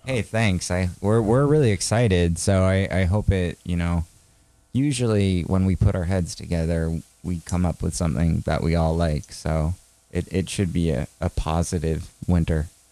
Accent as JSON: {"language": "English", "region": "Maine", "country": "United States", "said": "We're from Maine"}